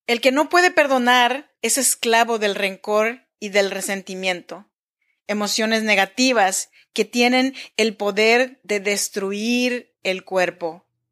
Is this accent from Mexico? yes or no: yes; Chinantla region, Oaxaca, Mexico; now in Sacramento, United States; Yo soy mexicana, oaxaqueña de la región chinanteca.